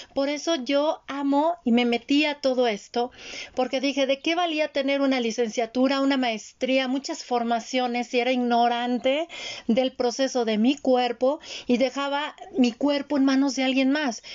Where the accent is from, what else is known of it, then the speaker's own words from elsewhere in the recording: Mexico; Yo nací en el Instituto Mexicano del Seguro Social, fui IMSS